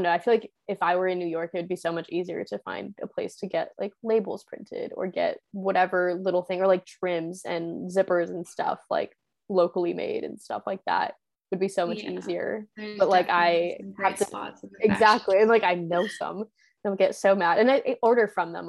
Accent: Spain; I bought some when I was in Spain, because my hometown has this little like market, like flea market, every single Wednesday

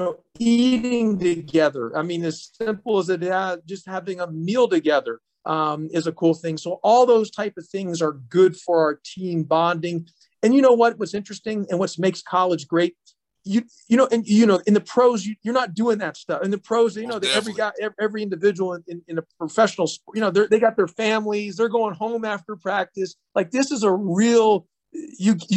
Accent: Houston, Texas, United States; now in Atlanta, United States; I grew up in Houston, Texas

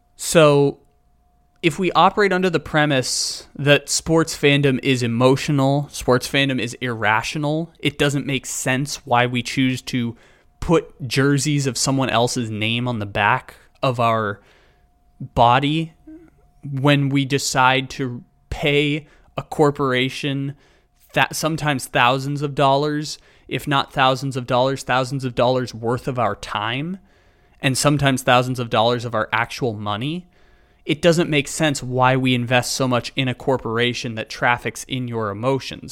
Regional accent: San Diego, California, United States; moved away as an adult; now in Sacramento, United States; San Diego being my hometown, I born there, grew up there until I was eighteen, go off to college in Northern California and, uh, live in Sacramento now ever since.

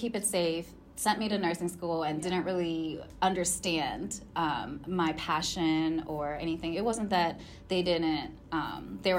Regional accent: Cheltenham, Pennsylvania, United States; moved away as an adult; also born or lived in York, Pennsylvania; now in Los Angeles, United States; I moved to the outer skirts of Philadelphia

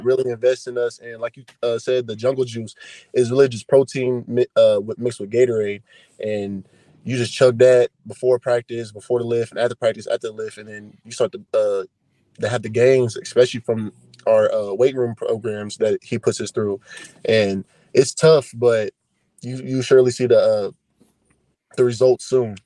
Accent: Kansas City, Missouri, United States; I grew up in Kansas City, Missouri

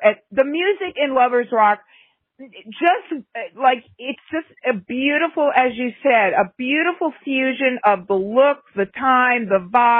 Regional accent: United States; We grew up in the United States.

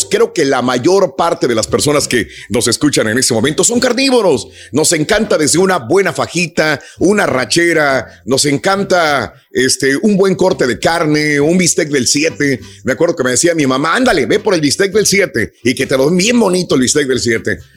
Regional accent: Mexico; now in United States; yo cuando llegué de México acá a los Estados Unidos venía comiendo, pues carbón, eso es lo que comía

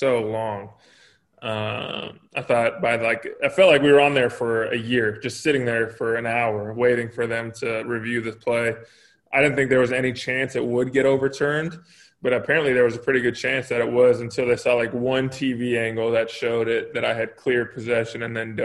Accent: California, United States; moved away as an adult; growing up in California, I didn't know anything about the East Coast.

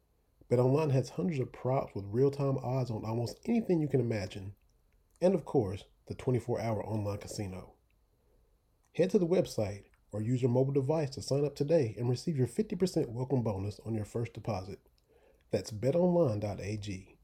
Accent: Harlan County, Kentucky, United States; I grew up in Harlan County watching him back in the day on WKYT.

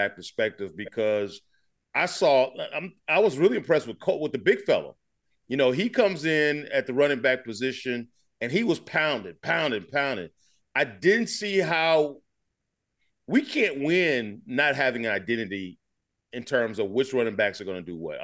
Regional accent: Alabama, United States; moved away as an adult; also born or lived in Michigan; I'm right here in Alabama, born and raised. I came from Alabama. To Michigan

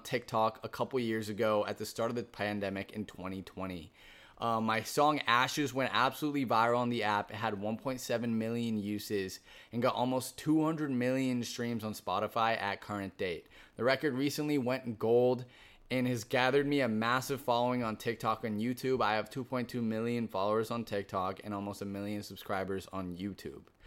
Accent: Boston, Massachusetts, United States; now in Los Angeles, United States; born and raised in Boston, Massachusetts, but currently residing in Los Angeles, California

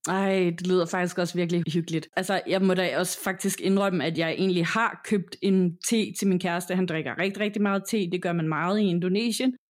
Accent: Denmark

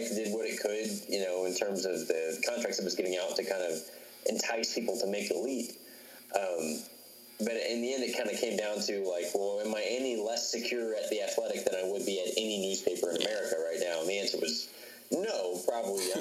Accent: Dallas, Texas, United States; also born or lived in Cincinnati; now in Phoenix, United States; they knew I was from Dallas, they knew I lived in Cincinnati, and they knew I had lived in Phoenix before

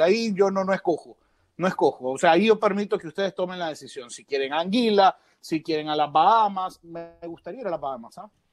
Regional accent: Nicaragua; Se lo digo yo como nicaragüense que ama su selección

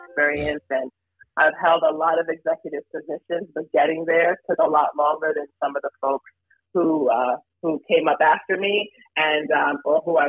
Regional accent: New York City, New York, United States; I lived, grew up, born and raised in New York, Brooklyn, New York

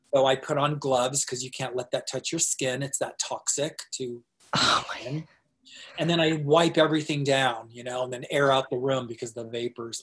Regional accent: Tempe, Arizona, United States; also born or lived in North Dakota; I'm from Arizona, and uh, in Tempe

